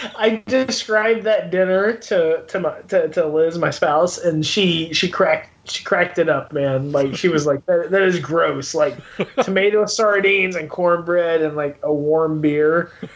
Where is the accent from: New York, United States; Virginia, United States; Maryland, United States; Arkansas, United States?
Arkansas, United States; I grew up in Arkansas